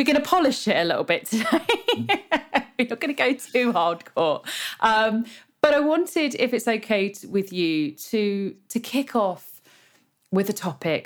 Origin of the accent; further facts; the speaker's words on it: United Kingdom; I'm British